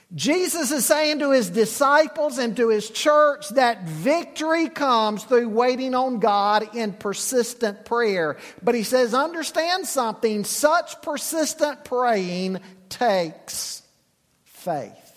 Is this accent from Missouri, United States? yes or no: no; Charlotte, North Carolina, United States; I grew up in Charlotte